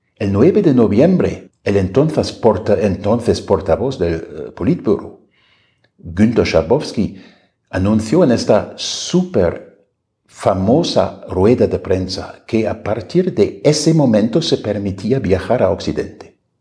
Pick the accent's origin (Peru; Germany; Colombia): Germany; moved away as an adult; now in Mexico City, Mexico